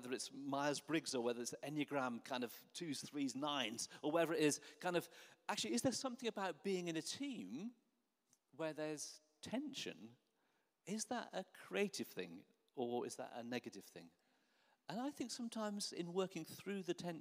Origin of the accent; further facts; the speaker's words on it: Norwich, East of England, United Kingdom; I grew up in Norwich, so I used to go and watch Norwich City play football